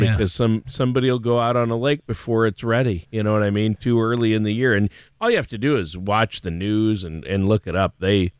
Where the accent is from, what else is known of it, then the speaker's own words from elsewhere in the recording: Minnesota, United States; moved away; I grew up in Minnesota